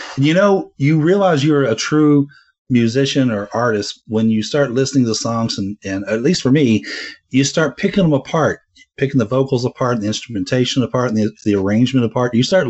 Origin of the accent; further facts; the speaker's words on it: the South, United States; I grew up in the South